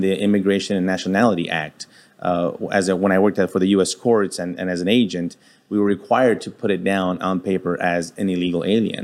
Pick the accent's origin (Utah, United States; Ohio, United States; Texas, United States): Texas, United States; El Paso; being born and raised in El Paso, Texas